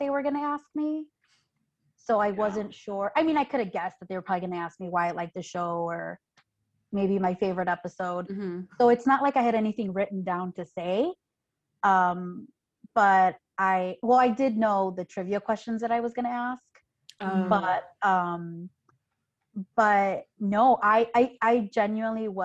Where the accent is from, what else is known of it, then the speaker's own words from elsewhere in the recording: Chicago, Illinois, United States; I'm from Chicago.